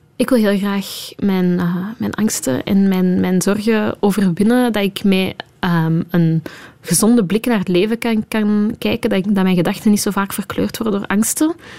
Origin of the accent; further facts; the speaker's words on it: Flanders, Belgium; moved away as an adult; now in Brussels, Belgium; als Vlaming